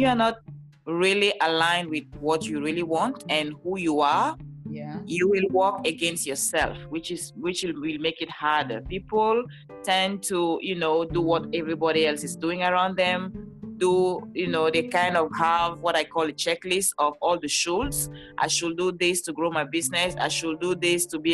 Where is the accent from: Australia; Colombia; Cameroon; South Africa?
Cameroon; now in Los Angeles, United States; I live in California, Los Angeles, but I'm originally from Cameroon. That's why you hear this beautiful accent.